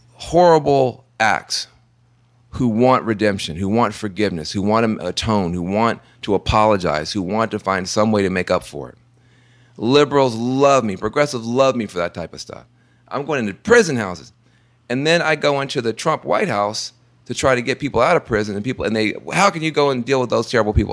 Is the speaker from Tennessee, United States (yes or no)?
yes; Tennessee, United States; I'm from Tennessee